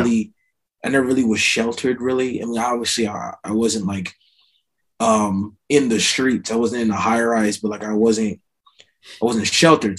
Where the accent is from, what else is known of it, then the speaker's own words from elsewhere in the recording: Voorhees, New Jersey, United States; also born or lived in Maryland / Lawnside, New Jersey; I'm from small town New Jersey called Voorhees, uh, in another small town called Lawnside. I was born in Maryland